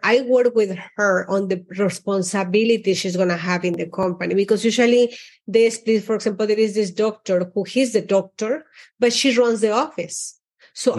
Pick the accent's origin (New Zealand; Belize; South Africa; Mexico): Mexico; also born or lived in Austin; now in Miami, United States; I is Mexican. I'm like, I was born in Mexico